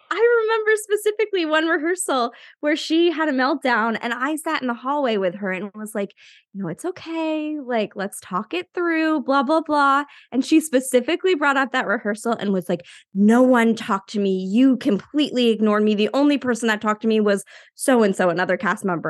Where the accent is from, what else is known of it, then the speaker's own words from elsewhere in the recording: Maine, United States; also born or lived in New York; now in Salem, United States; I'm originally from Maine, but I live in the Salem, Massachusetts area now after a little stint in New York.